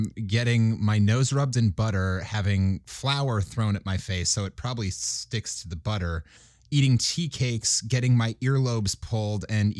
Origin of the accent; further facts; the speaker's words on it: Minnesota, United States; I'm from Minnesota. That's basically Canada, so you have to.